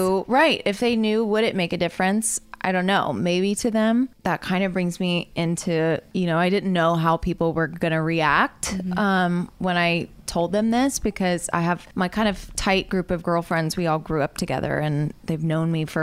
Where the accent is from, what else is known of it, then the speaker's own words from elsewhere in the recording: the South, United States; I grew up in the South as a woman